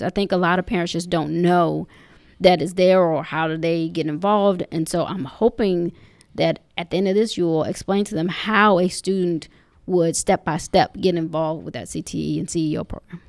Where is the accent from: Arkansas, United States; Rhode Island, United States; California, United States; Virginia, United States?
Virginia, United States; Henrico County; growing up in Humorico County, um, I've enjoyed, you know, both sides of, of the county